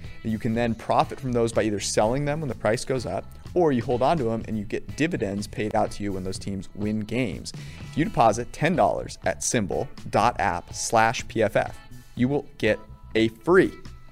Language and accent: English; Northern California, United States; We do call Northern California God's country, although I went to school in Southern California and I'm kind of a convert